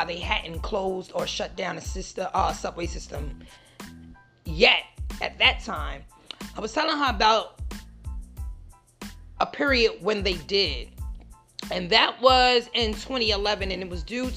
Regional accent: New York, United States; since I am from New York

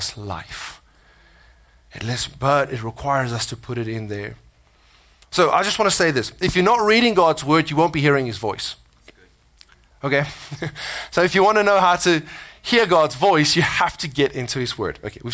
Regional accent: South Africa; accent: South African; now in United States; my South Africanness, you know, my accent

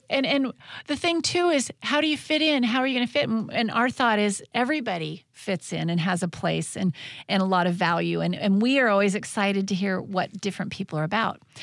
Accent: Tenino, Washington, United States; moved away; growing up in Tenino, my small town

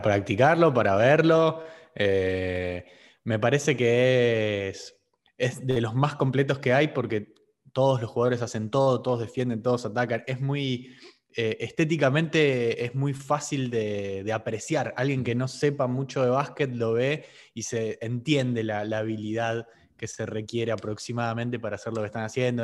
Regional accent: Argentina; Por ser argentino

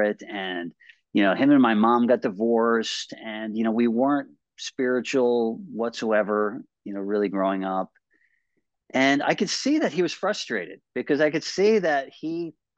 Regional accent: Westchester, New York, United States; I grew up in Westchester

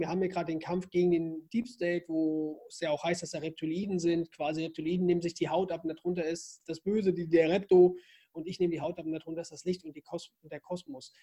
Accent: Zerbst, Saxony-Anhalt, Germany; also born or lived in Northern Germany; now in Austria; Geboren bin ich aber in Sachsen-Anhalt, in Zerbst

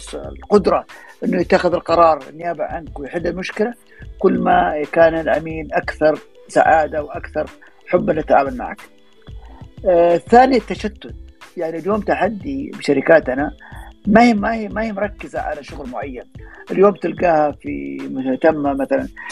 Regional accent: Saudi Arabia; عندنا في السعوديه

